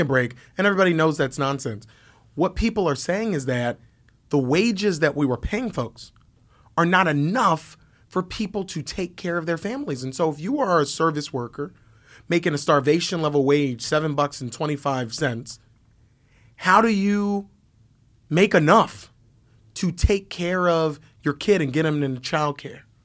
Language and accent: English; Philadelphia, Pennsylvania, United States; I'm, I'm from, from North Philly. Born, born and raised on the playground